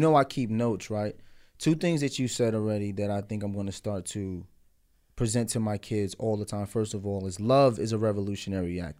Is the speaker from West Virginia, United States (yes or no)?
no; New York City, New York, United States; growing up in Brooklyn